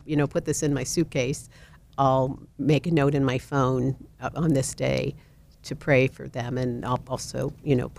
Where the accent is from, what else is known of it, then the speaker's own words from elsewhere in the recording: Cincinnati, Ohio, United States; moved away; I'm originally from Cincinnati, and my cousins there